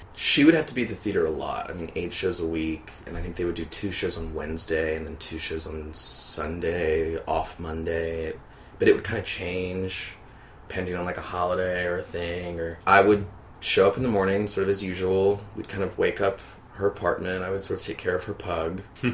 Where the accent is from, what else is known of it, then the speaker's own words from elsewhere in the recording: Baton Rouge, Louisiana, United States; moved away as an adult; also born or lived in New Orleans; now in New York, United States; I'm from Baton Rouge, Louisiana, and I've been living in New York for about three years